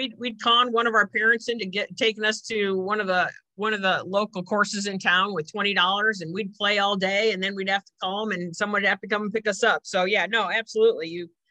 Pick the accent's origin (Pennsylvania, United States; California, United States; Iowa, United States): Iowa, United States; Bettendorf; I grew up, born and raised in Bettendorf. And went to the University of Iowa